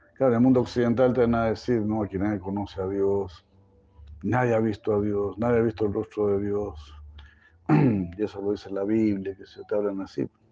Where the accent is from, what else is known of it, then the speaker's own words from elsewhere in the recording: Chile; moved away; ahí donde yo nací